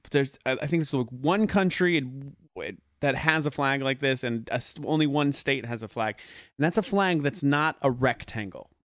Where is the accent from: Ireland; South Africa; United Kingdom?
United Kingdom; I'm also British.